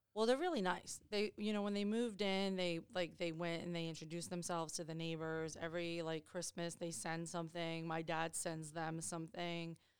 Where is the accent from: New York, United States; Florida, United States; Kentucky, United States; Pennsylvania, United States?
New York, United States; Chappaqua; moved away; we grew up in Westchester County and I grew up in Chappaqua, New York